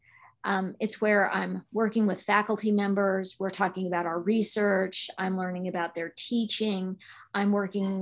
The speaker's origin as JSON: {"language": "English", "region": "Arkansas", "country": "United States", "tie": "born or raised there", "also_born_or_lived": "Missouri / Kansas / Illinois", "moved": "as an adult", "said": "I grew up in Arkansas"}